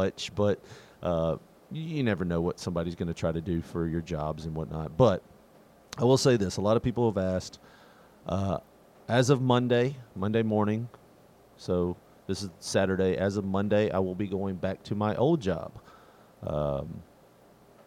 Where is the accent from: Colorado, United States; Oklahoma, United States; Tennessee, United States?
Tennessee, United States; growing up in Tennessee